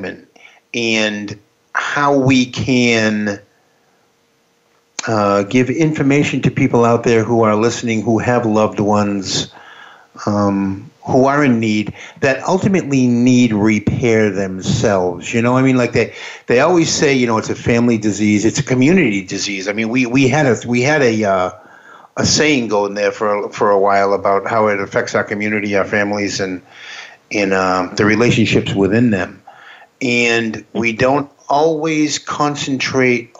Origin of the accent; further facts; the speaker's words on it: the Boston area, Massachusetts, United States; I'm from the Boston area